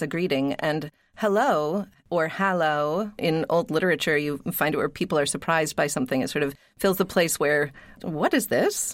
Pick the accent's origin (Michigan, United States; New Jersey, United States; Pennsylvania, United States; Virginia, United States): Pennsylvania, United States; Pittsburgh; moved away; also born or lived in New England; I grew up in Pittsburgh, and I moved to New England